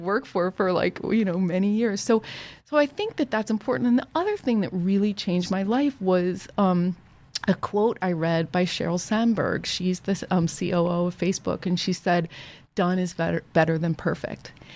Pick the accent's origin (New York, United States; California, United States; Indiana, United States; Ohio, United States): Ohio, United States; I grew up in Ohio